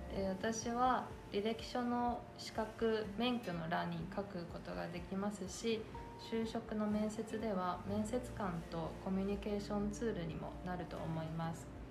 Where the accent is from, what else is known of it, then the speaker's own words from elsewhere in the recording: China; also born or lived in Hangzhou; now in Japan; 私は中国の広州出身です